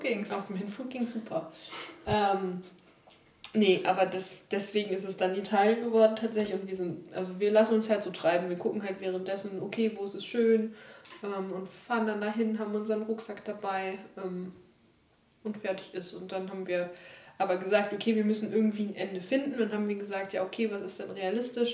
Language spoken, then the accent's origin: German; Mölln, Schleswig-Holstein, Germany; in meiner Heimatstadt